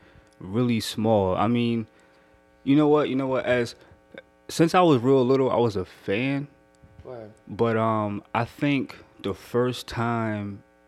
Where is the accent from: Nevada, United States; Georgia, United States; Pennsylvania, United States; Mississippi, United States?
Pennsylvania, United States; Philadelphia; I was born in Philly.